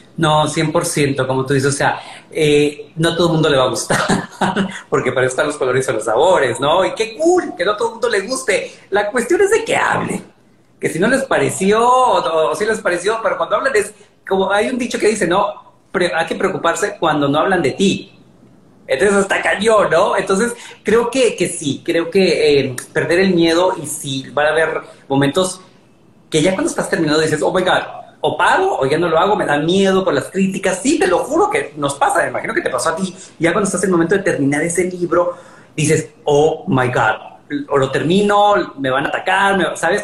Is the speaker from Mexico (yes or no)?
yes; Mexico; now in New York, United States; como decimos en México